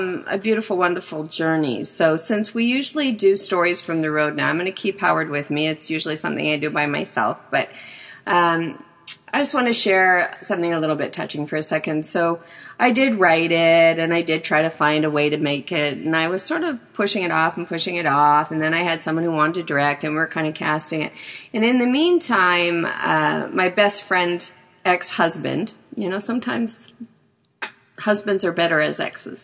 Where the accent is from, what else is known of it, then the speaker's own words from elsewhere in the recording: outside of Winnipeg, Manitoba, Canada; moved away; I grew up outside of Winnipeg